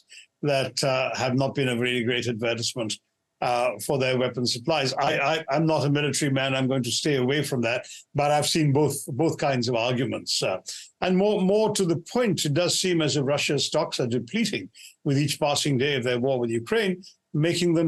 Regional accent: India; as an Indian

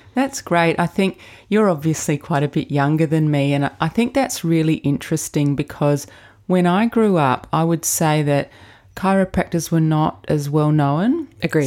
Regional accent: Adelaide, South Australia, Australia; Another Adelaide girl.

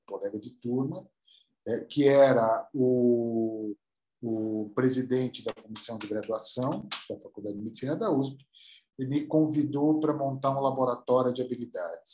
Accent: São Paulo, Brazil; also born or lived in United States; eu sou, eu sou aqui de São Paulo

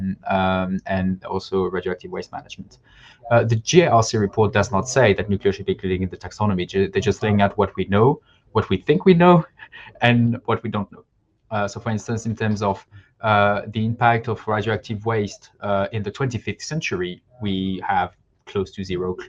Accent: Normandy, France; So I was born and raised in Normandy in the northwest of France, close to a place where there are nuclear reactors, Flamanville.

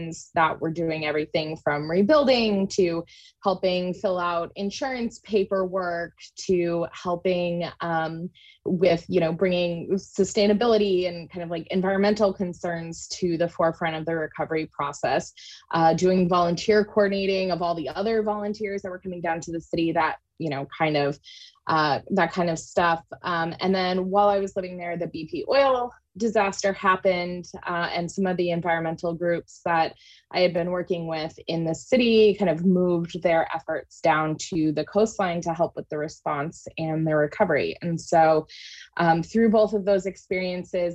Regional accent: Maine, United States; moved away as an adult; also born or lived in New Orleans, Louisiana; I grew up in Maine

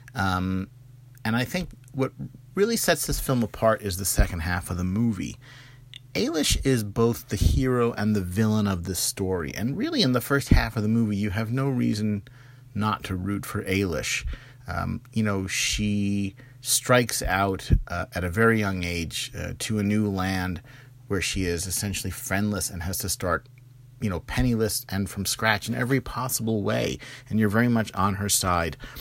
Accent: United States; as an American

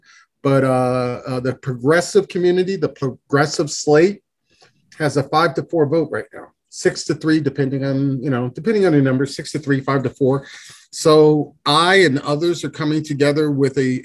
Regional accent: New York City, New York, United States; now in Boulder, United States; I'm originally from the East Coast, from New York City

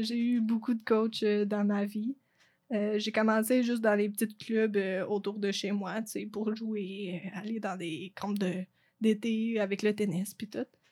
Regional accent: Lac-Brome, Quebec, Canada; accent: anglophone; first language English; French is a second language; moved away as an adult; now in Sherbrooke, Canada; je viens de Lac-Prom

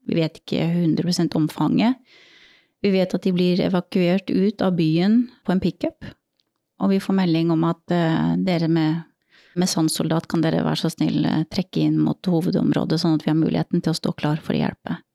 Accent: Norway; Vi har hatt mye, mye humor med det når vi har vært på øvelse hjemme i Norge også, og sitter i kø liksom på E6-en eller hva det også er for noe oppe i nord

